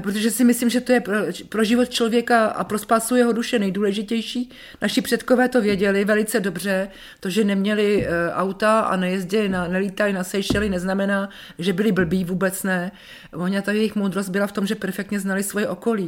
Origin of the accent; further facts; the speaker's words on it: Czechia; also born or lived in Zbraslav / Dobrá Voda, Šumava; Já jsem Čech jak poleno.